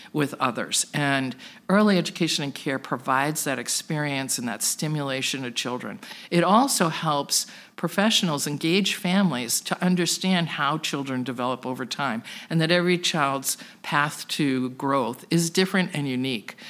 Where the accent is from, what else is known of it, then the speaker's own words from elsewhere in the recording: Plymouth, Massachusetts, United States; now in Worcester, United States; I was originally from the South Shore in Plymouth, Massachusetts, but got pulled back into Worcester four times during my life for school and career.